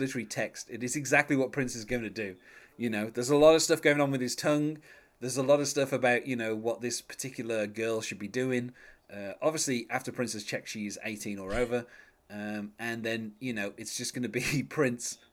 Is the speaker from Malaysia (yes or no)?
no; England, United Kingdom; I'm English